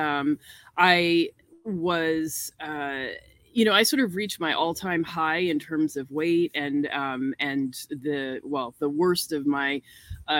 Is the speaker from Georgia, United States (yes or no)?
no; New York, United States; now in North Carolina, United States; I'm from New York and not used to having so much access to nature